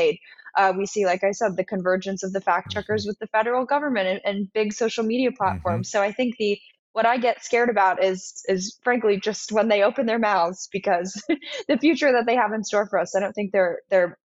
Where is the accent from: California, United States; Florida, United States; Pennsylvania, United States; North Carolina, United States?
California, United States; Los Angeles; moved away as an adult; now in Washington, D.C., United States; I grew up in Los Angeles